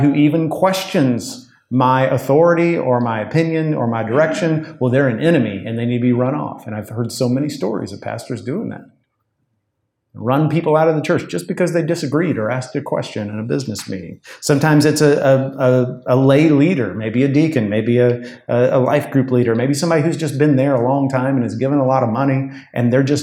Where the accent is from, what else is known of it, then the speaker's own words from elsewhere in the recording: United States; being an American